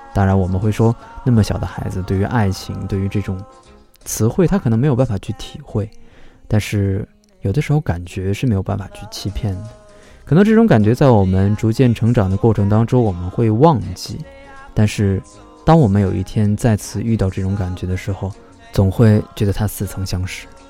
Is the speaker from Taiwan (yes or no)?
no; China; 如果从我们中国人的角度来说的话